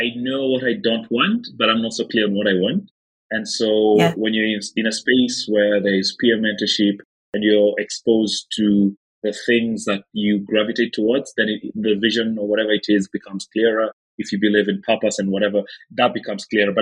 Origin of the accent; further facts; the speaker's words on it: Nakuru, Nakuru County, Kenya; I was born in Nakuru, which is about 150 kilometers off of Nairobi